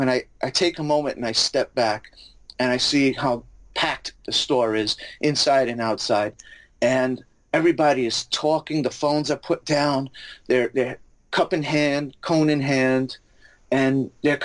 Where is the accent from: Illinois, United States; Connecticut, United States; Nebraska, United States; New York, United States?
New York, United States; New York City; moved away; I grew up in the Bronx, so I don't know if you could tell by my accent